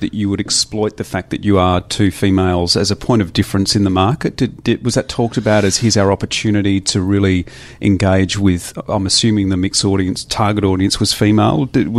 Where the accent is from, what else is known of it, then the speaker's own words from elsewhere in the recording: Adelaide, South Australia, Australia; moved away; we were from Adelaide.